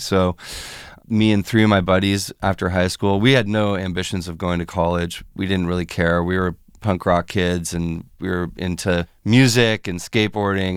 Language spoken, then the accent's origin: English; Fairfax, California, United States; moved away as an adult; also born or lived in San Francisco; now in Los Angeles, United States; Bay Area, yeah, I grew up in the North Bay and West Marin over there in Fairfax, San Anselmo area